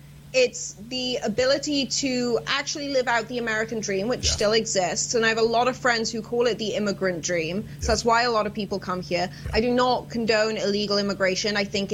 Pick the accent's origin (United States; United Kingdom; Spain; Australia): United Kingdom; I'm sat at a bar, obviously, because I'm British. We just migrate towards bars.